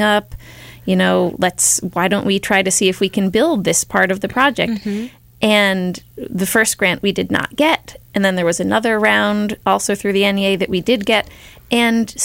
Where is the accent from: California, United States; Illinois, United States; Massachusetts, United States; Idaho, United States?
Massachusetts, United States; Pittsfield; doing my thesis project about my hometown